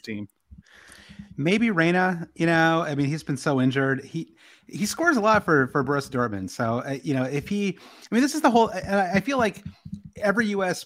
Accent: Michigan, United States; I'm from the Midwest. I grew up in Michigan, big Michigan sports fan

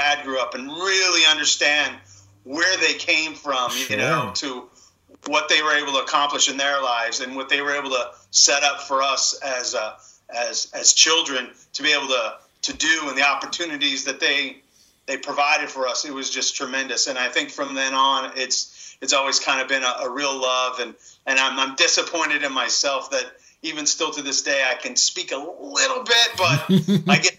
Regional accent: Central Valley, California, United States; settled in the Central Valley. And that's where I grew up

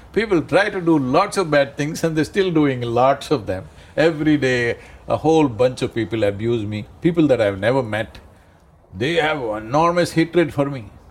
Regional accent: India; I'm Indian

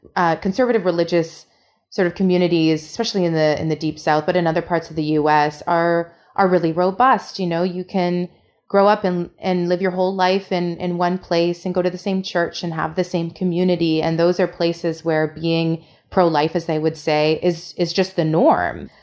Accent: Canada; as a Canadian

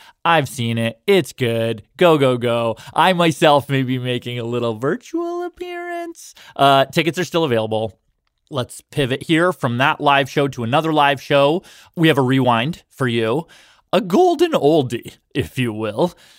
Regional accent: Toronto, Ontario, Canada; in my hometown of Toronto

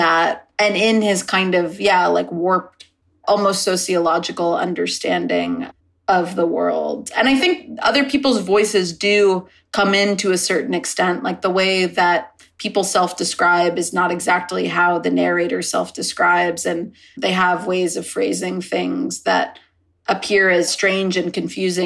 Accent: United States; now in Los Angeles, United States; growing up in the States

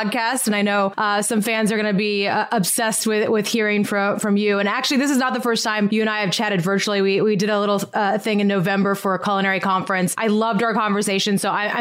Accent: Montana, United States; moved away; I'm from Montana originally

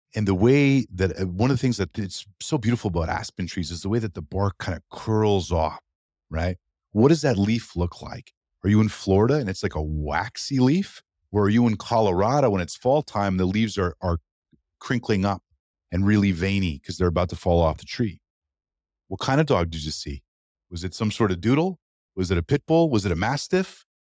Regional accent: Canada; as a Canadian

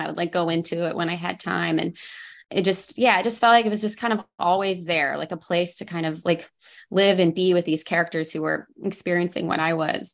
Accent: Oklahoma, United States; moved away; also born or lived in Los Angeles; I grew up in Oklahoma

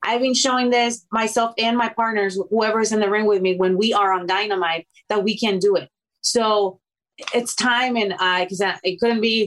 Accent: Mexico; English is a second language; now in United States; I was from Mexico

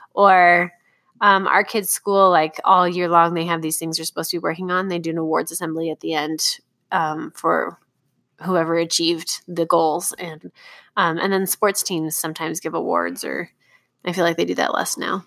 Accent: Southern California, United States; I grew up going to Disneyland because I grew up in Southern California, and we went every year

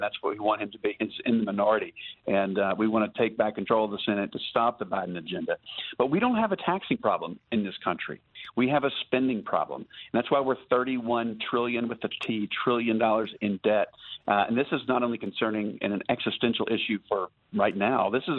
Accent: North Carolina, United States; I was born in North Carolina. I was raised on a working cattle farm there. Grew up in a family business that did janitorial and landscaping.

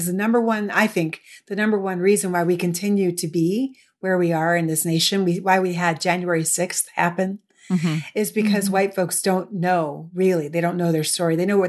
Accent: Midwest, United States; how does New York City interact with my history as a Midwesterner?

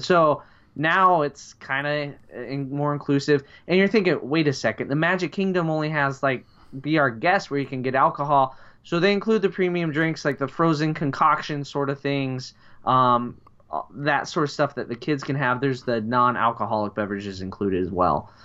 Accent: Midwest, United States; as we call it here in the Midwest

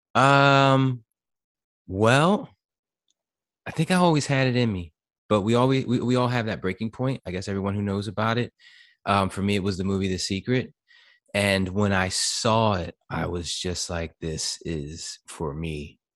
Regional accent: New Jersey, United States; moved away as an adult; now in Florida, United States; I'm from Jersey

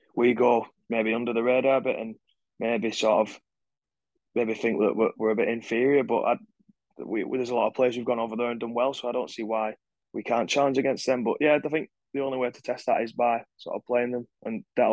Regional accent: Wigan, North West England, United Kingdom; born or raised there

